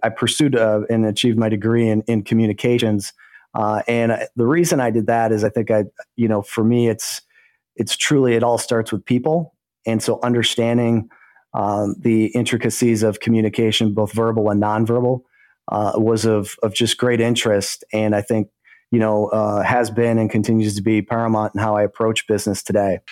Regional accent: Greendale, Wisconsin, United States; I grew up in a, uh, a little village called Greendale. It's in the state of Wisconsin, just south of Milwaukee. And uh, so Greendale, Wisconsin is, is my hometown.

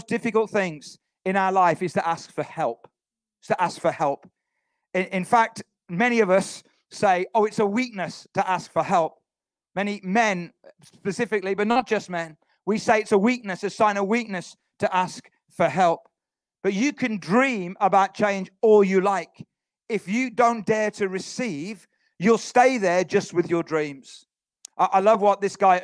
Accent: Halesowen, West Midlands, United Kingdom; our town is called Halesowen. None of you have heard of it because it's a little town outside Birmingham. When people say, where are you from? I say Birmingham

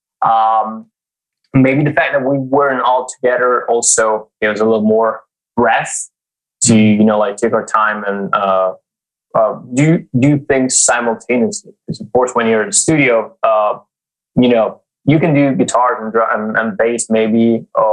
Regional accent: Italy; I'm from Italy

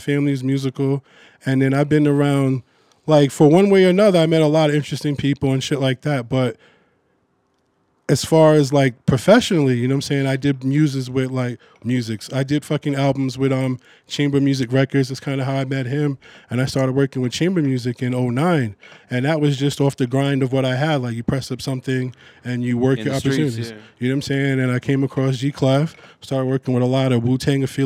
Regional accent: Huntington, New York, United States; moved away as an adult; also born or lived in Jamaica, Queens, New York / Brooklyn, New York; I was born in Long Island, Huntington

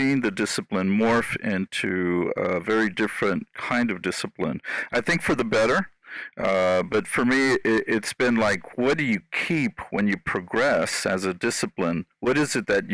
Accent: San Antonio, Texas, United States; So I was born in San Antonio, Texas. And I think what drew me to landscape architecture is that I was raised both in the city and in an urban setting. So San Antonio, Texas is my hometown.

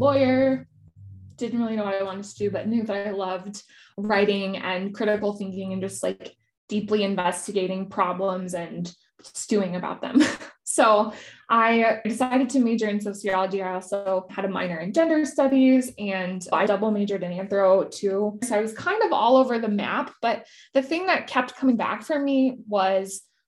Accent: Silicon Valley, California, United States; I grew up in Silicon Valley

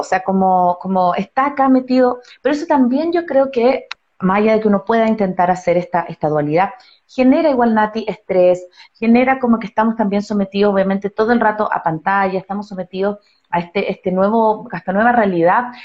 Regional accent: Chile; now in Ecuador; yo soy chilena

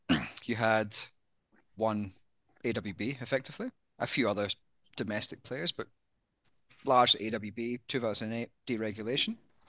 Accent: Scotland, United Kingdom; accent: Australian; but as a Scotsman, many people don't realize I'm Scottish. With my Aussie accent.

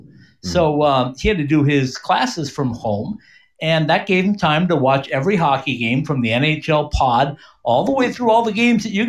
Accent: Bemidji, Minnesota, United States; I grew up near Bemidji

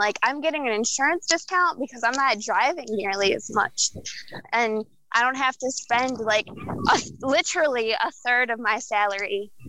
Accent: Michigan, United States; we're from Michigan

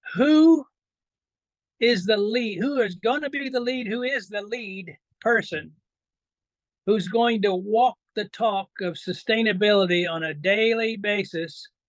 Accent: Indiana, United States; also born or lived in upstate New York; now in New York, United States; I was born and raised in Indiana

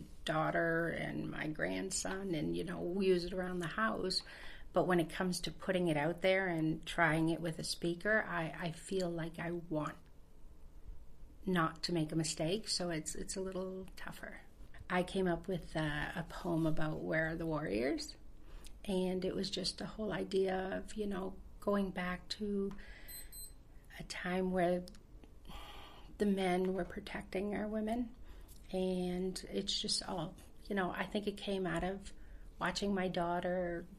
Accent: Eel River Bar First Nation, New Brunswick, Canada; I am from Ill River Bar First Nation.

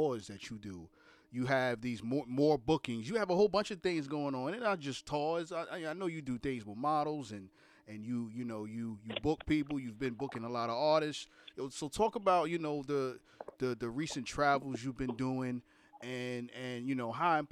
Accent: New York City, New York, United States; I'm from Brooklyn

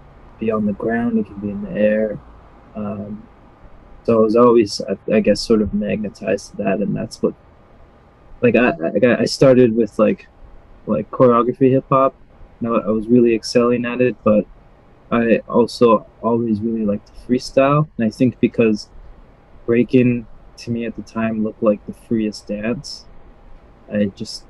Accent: Surrey, British Columbia, Canada; I'm from Surrey, BC, the Vancouver area.

